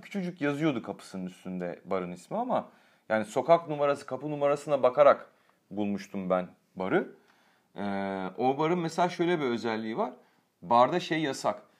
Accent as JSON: {"language": "Turkish", "country": "Turkey", "said": "Ben de Türk'üm dedim."}